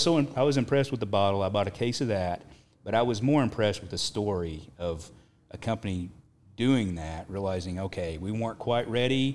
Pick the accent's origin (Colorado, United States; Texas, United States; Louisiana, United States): Texas, United States; Perryton; also born or lived in Nazareth, Texas; I was born in Perryton, Texas, which is at the top of the Texas Panhandle